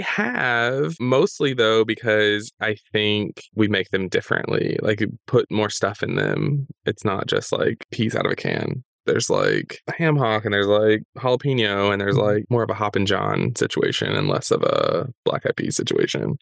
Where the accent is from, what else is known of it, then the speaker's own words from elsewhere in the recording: the South, United States; Growing up in the South, like we definitely did black eyed peas